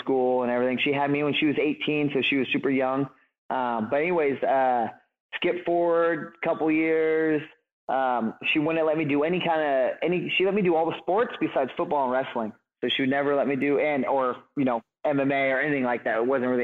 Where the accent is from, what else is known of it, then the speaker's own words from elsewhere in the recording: Humboldt County, California, United States; And I'm born and raised in Humboldt County. So I've lived here my whole life